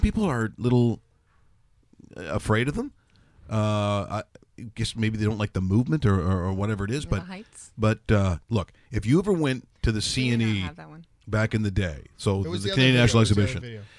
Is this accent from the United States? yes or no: no; Ireland; For me as an Irish person, Ireland.